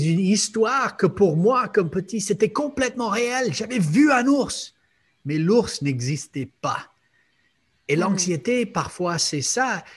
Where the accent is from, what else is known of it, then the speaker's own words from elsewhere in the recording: United States; moved away; je viens des États-Unis